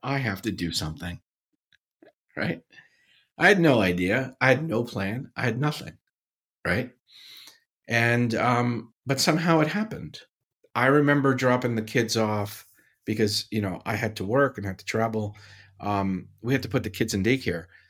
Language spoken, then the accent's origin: English; Paterson, New Jersey, United States; born or raised there; also born or lived in Syria